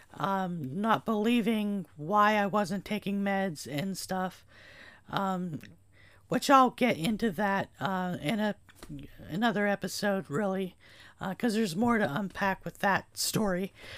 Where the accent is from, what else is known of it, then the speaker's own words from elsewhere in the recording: Gallitzin, Pennsylvania, United States; moved away as an adult; also born or lived in Berwick, Pennsylvania; I am now back in my hometown of Gallitzin